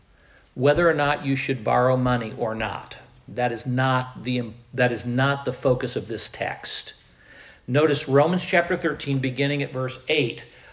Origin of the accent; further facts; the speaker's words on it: Midwest, United States; also born or lived in Iowa; I grew up in the Midwest. I spent the next 13 years after my formative years and after my college years, I spent those in Iowa, whatever accent Iowans have.